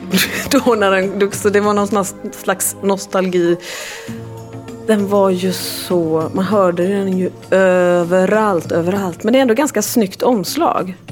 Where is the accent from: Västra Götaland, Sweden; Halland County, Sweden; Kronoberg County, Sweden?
Västra Götaland, Sweden; Gothenburg; korridorerna på högstadiet i Gamlestan, Gamlestadsskolan